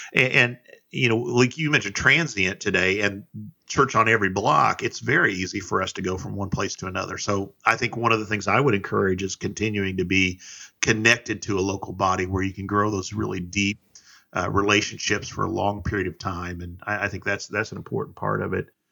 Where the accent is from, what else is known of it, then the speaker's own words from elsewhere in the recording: South Central Indiana, United States; I'm from South Central Indiana